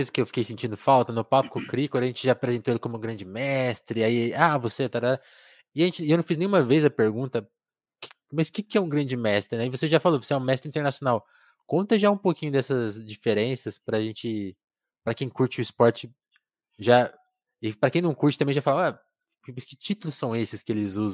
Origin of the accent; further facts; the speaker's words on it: Osasco, São Paulo, Brazil; Sou de Osasco.